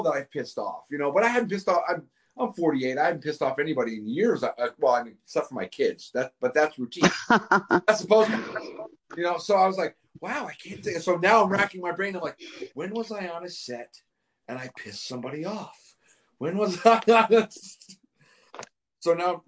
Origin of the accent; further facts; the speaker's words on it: Northeast, United States; moved away; I'm originally from the Northeast